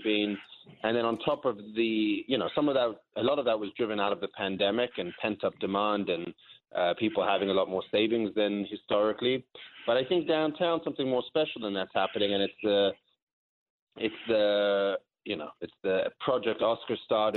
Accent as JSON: {"language": "English", "region": "London", "country": "United Kingdom", "tie": "born or raised there", "also_born_or_lived": "South Africa", "moved": "as an adult", "lives_now": "Las Vegas, United States", "said": "I'm born in South Africa. I grew up in London"}